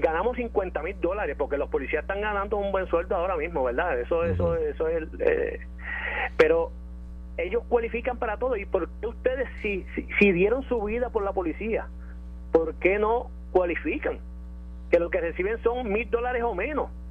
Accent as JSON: {"language": "Spanish", "town": "Jayuya", "country": "Puerto Rico", "said": "salí de mi pueblo en Jayuya"}